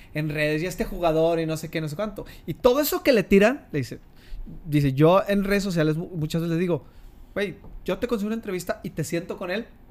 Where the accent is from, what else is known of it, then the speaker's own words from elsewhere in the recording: Torreón, Coahuila, Mexico; los que somos de Torreón, santistas